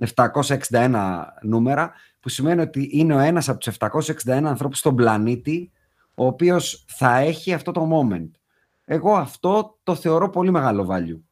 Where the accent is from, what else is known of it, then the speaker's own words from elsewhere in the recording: Athens, Attica, Greece; Εμεί είμαστε και οι τρει από Αθήνα.